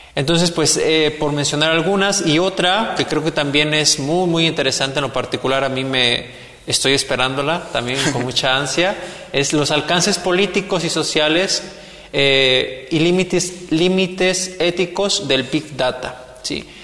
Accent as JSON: {"language": "Spanish", "country": "Mexico", "said": "como mexicanos"}